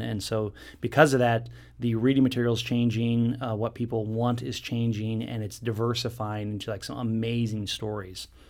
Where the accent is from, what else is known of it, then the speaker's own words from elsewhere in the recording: Southern California, United States; I grew up in Southern California in beach community